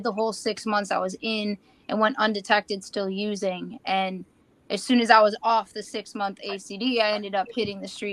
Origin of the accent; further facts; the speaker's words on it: Buffalo, New York, United States; I grew up in Buffalo, New York all my life